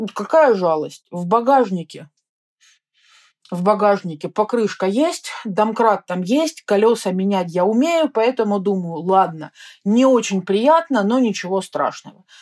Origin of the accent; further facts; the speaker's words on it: Russia; я из России, но это так далеко